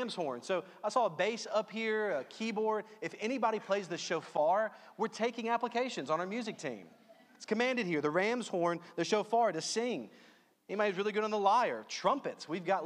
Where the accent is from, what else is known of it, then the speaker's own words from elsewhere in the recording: Louisiana, United States; I'm from Louisiana